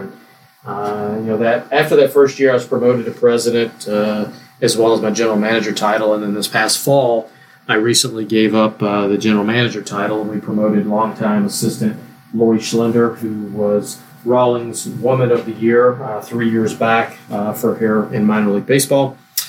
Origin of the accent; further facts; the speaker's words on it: Ruston, Louisiana, United States; moved away as an adult; now in Omaha, United States; I'm originally from Ruston, Louisiana.